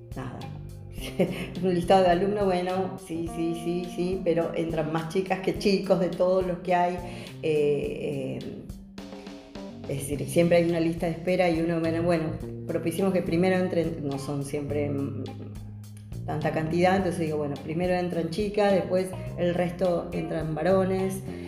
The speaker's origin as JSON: {"language": "Spanish", "region": "Buenos Aires", "country": "Argentina", "said": "soy del barrio de Caballito"}